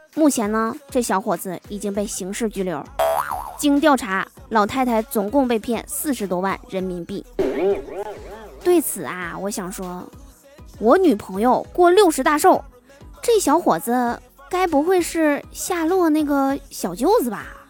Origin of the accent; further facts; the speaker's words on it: Liaoning, China; 我们辽宁这边儿